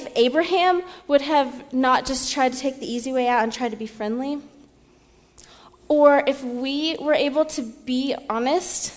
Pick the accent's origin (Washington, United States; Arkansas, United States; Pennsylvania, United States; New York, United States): Washington, United States; Seattle; moved away as an adult; now in US South; I'm from Seattle